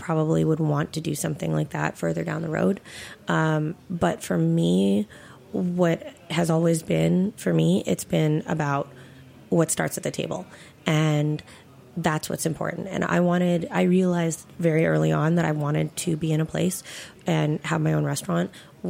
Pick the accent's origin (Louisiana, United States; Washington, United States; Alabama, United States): Washington, United States; Seattle; moved away as an adult; now in New York City, United States; I grew up in Seattle, so blackberries grow like weeds out there